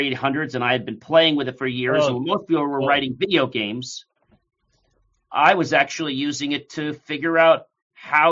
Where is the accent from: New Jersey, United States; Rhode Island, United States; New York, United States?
New Jersey, United States; also born or lived in Hartford, Connecticut; I'm from New Jersey. That's where I was born.